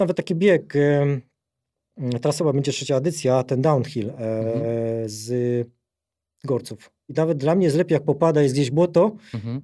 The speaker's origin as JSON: {"language": "Polish", "area": "near Rybnik", "region": "Silesian Voivodeship", "country": "Poland", "tie": "born or raised there", "also_born_or_lived": "England", "moved": "yes", "lives_now": "Warsaw, Poland", "said": "urodziłem na Śląsku, to jest taka mała miejscowość Redutowy niedaleko Rybnika"}